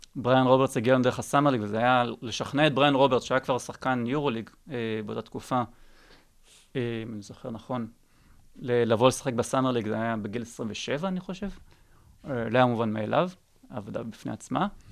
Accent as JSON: {"language": "Hebrew", "country": "Israel", "said": "אני ישראלי"}